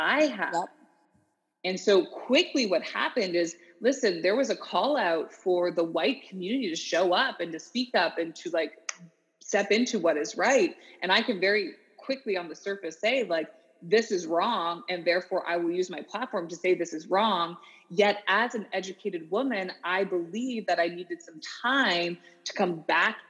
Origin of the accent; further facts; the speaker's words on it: Canada; moved away as an adult; also born or lived in Orlando, Florida, United States; growing up as a Canadian, multicultural, yet I lived in the South. I lived in Orlando, Florida for 4 years